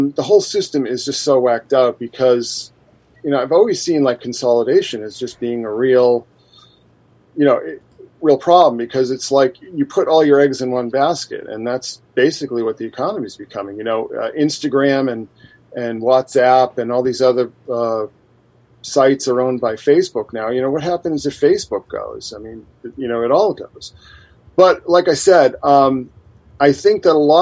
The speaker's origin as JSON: {"language": "English", "town": "Boston", "region": "Massachusetts", "country": "United States", "moved": "yes", "said": "I'm actually originally from Boston"}